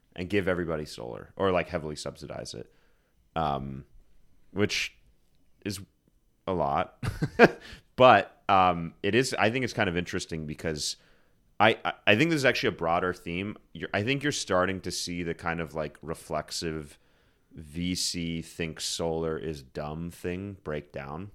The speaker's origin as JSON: {"language": "English", "area": "Susquehanna River", "region": "Pennsylvania", "country": "United States", "tie": "born or raised there", "said": "I grew up on the Susquehanna River."}